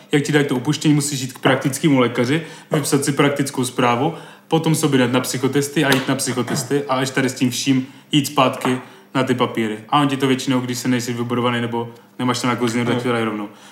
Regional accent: Brno, South Moravian Region, Czechia; podle přízvuku a toho, jak mluvím a že jsem z Brna

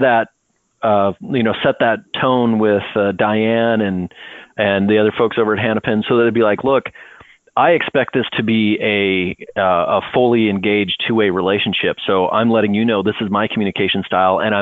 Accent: Northwest Ohio, United States; also born or lived in Wyoming; now in San Diego, United States; I'm originally from Northwest Ohio. I lived for 5 years in Wyoming

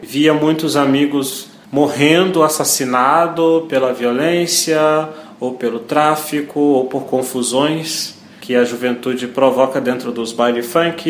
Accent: Niterói, Rio de Janeiro, Brazil; sou natural de Niterói, Rio de Janeiro

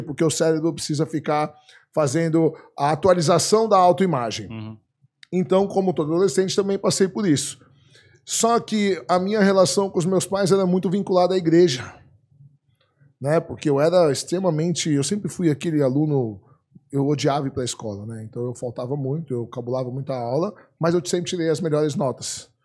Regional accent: Brazil; Eu já nasci no Brasil, sou do segundo casamento do meu pai, mas como eu tenho dupla cidadania

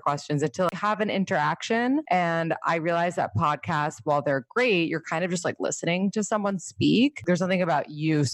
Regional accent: New York City, New York, United States; I grew up in New York City

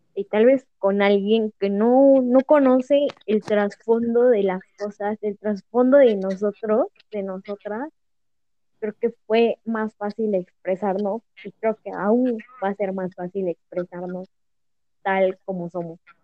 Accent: Puebla, Mexico; Soy del estado de Puebla

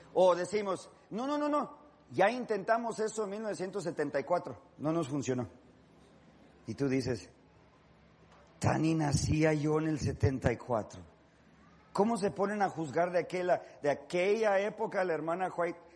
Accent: Los Angeles, California, United States; yo soy de Los Ángeles

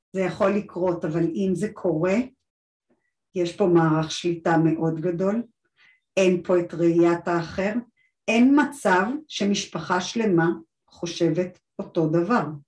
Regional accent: Israel; אני גדלתי בקיבוץ

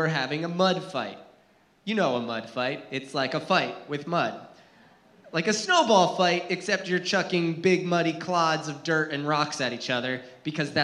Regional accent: New Jersey, United States; I grew up in New Jersey, and yeah, there's woods in New Jersey. I actually lived in a mountainy area, very rural Jersey

